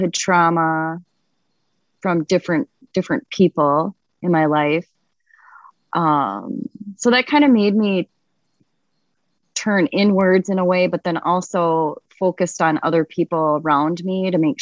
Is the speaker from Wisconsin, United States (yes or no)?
no; Andover, Minnesota, United States; also born or lived in Arizona; I grew up in Andover on 8 acres of land